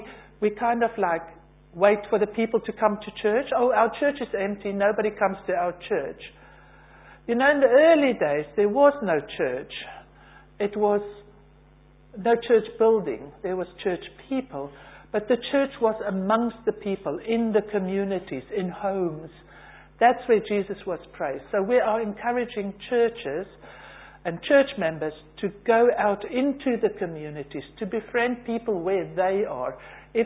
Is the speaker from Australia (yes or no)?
no; South Africa; moved away as an adult; now in United Kingdom; originally from South Africa, came here 25 years ago on holiday, and I'm still on holiday